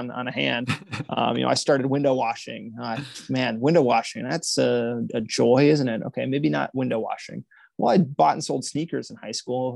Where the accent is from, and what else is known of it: United States